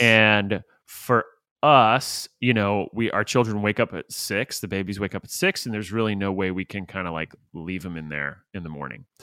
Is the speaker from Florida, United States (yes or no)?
yes; St. Petersburg, Florida, United States; I grew up in Saint Petersburg, Florida